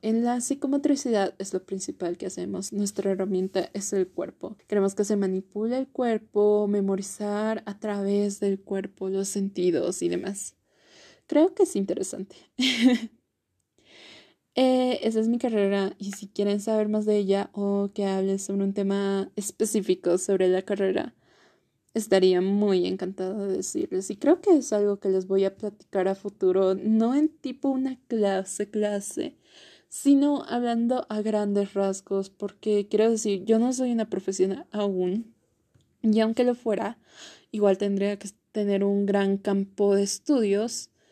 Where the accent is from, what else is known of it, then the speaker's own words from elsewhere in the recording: Bolivia; also born or lived in La Paz; yo soy de Bolivia, vivo específicamente en La Paz